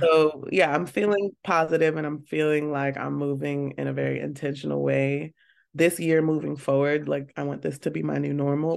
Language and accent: English; Baltimore, Maryland, United States; I'm from Baltimore, so it's a small town in a way, and a lot of us know each other